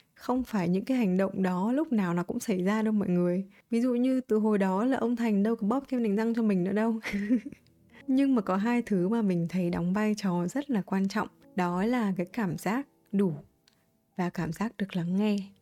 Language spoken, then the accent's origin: Vietnamese; Vietnam; moved away as an adult; also born or lived in United States; những cái tín chỉ mình mang từ Việt Nam qua